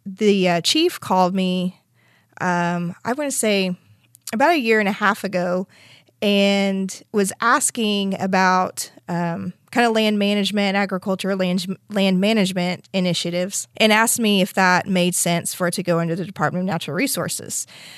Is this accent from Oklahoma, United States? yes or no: yes; Skiatook, Oklahoma, United States; A little bit about my background is I grew up in Skytook. I graduated from Skytook and went to Oklahoma State University